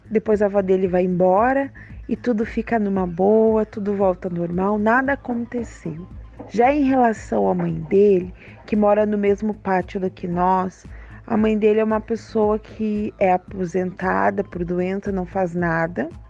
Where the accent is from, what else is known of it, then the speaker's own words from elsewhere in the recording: Santa Maria, Rio Grande do Sul, Brazil; sou de Santa Maria, Rio Grande do Sul